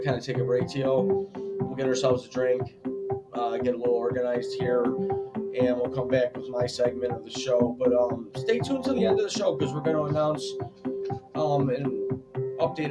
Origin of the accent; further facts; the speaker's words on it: United States; I'm an American.